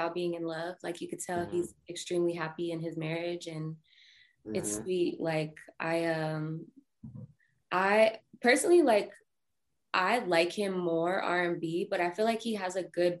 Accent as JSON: {"language": "English", "town": "Colorado Springs", "region": "Colorado", "country": "United States", "moved": "yes", "lives_now": "Denver, United States", "said": "I moved from Colorado Springs, which is where I'm originally from, up to Denver"}